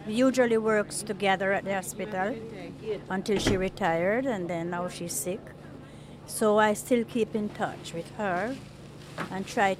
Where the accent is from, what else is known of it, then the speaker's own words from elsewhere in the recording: Jamaica; now in United States; I am from Jamaica.